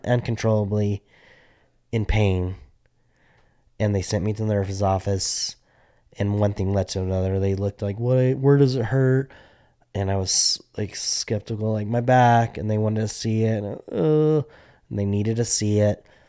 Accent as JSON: {"language": "English", "town": "Albuquerque", "region": "New Mexico", "country": "United States", "tie": "born or raised there", "said": "we grew up in Albuquerque, New Mexico"}